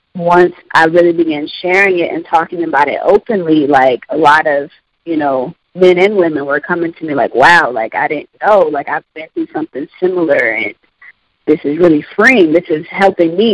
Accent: Columbus, Ohio, United States; I was born and raised in Columbus, Ohio.

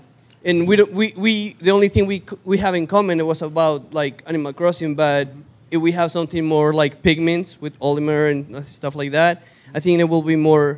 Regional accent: Mexico; now in Bay Area, United States; I'm from Mexico.

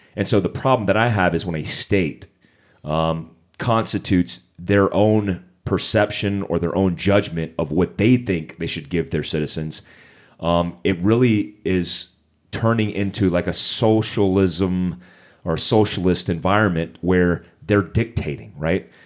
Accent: Monterey, California, United States; I was actually born at Fort Ord, California, Monterey

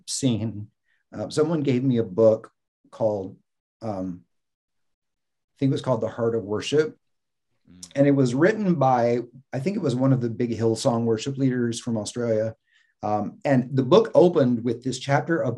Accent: the South, United States; also born or lived in Mississippi / Florida; growing up in the South

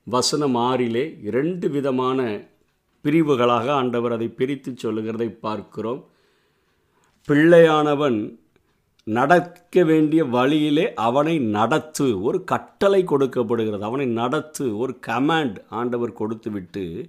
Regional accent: Tirunelveli district, Tamil Nadu, India; என்னுடைய சிறு வயதிலே என்னுடைய தாய் அவ்வளவு கண்டிப்பாக இந்த வசனங்களை படிப்பதிலே அத்தனை அக்கறை உடையவர்களாக இருப்பார்கள் அந்த ஞாயிற்றுக்கிழமைகள் வந்துவிட்டால் திருநெல்வேலி மாவட்டத்தை சேர்ந்த எங்களுக்கு

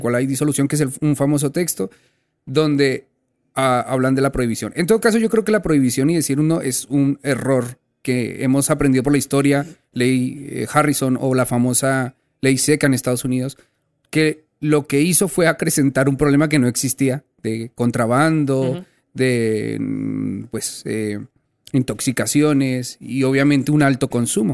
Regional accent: Colombia; also born or lived in Spain; now in Mexico; yo soy colombiano, pero viví casi media vida en España

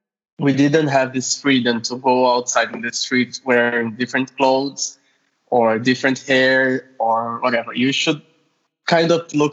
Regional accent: Rio de Janeiro, Brazil; now in Moscow, Russia; I'm Brazilian, living in Russia, Moscow, more exactly. And guess what? I also study medicine here. And I'm originally from Rio, in Brazil. And now I'm living in Moscow

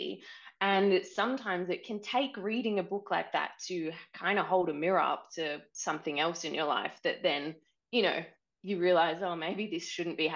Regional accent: Australia; now in New Zealand; I'm Australian, but I live in New Zealand

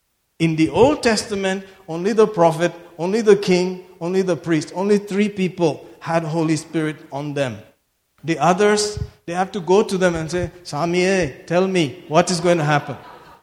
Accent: Mangalore, Karnataka, India; I love Mangalore even more because I'm from Mangalore.

